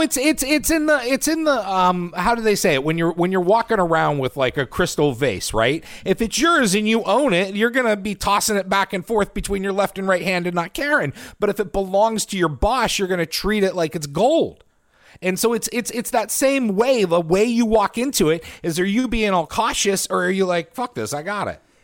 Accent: Titusville, Pennsylvania, United States; born or raised there; moved away

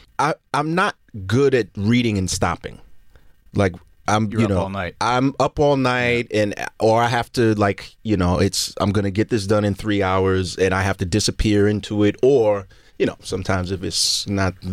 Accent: Brooklyn, New York, United States; I was an only child growing up in Brooklyn

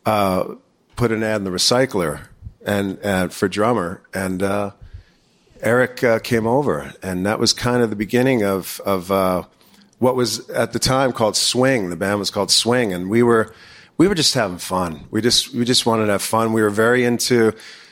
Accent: East Coast, United States; moved away; also born or lived in Long Beach, California; growing up on the East Coast

